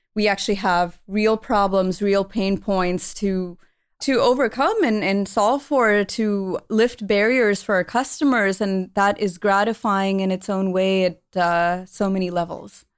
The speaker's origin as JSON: {"language": "English", "town": "Palo Alto", "region": "California", "country": "United States", "tie": "born or raised there", "said": "growing up in the Bay Area, you're always surrounded by high tech"}